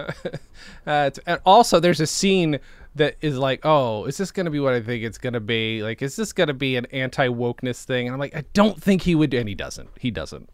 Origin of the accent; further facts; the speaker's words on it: Canada; I'm from Canada.